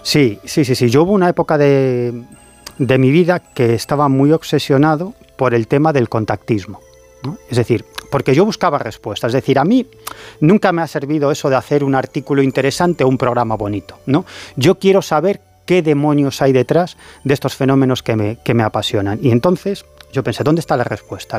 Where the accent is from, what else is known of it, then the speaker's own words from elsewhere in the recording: A Coruña, Galicia, Spain; yo soy de La Coruña